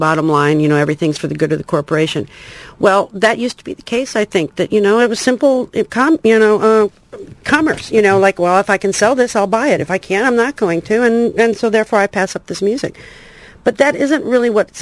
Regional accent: rural Illinois, United States; moved away; also born or lived in Chicago, Illinois / Los Angeles; I was born in Chicago, and my parents moved about a month later to rural Illinois

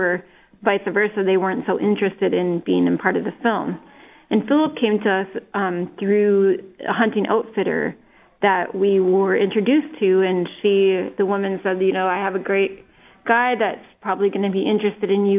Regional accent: northern Minnesota, United States; growing up in northern Minnesota

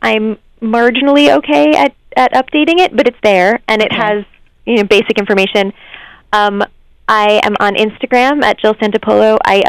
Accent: New York, United States; I grew up just outside of New York City

